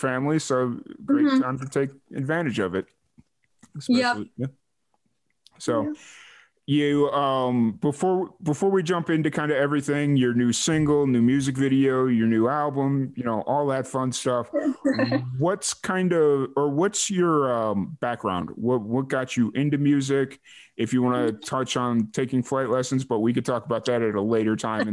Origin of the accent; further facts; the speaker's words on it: Chicago, Illinois, United States; now in Texas, United States; I'm from Chicago